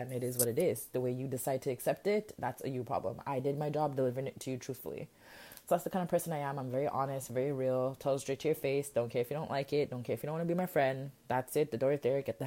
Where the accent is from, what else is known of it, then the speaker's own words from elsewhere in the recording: Jamaica; I'm a Jamaican queen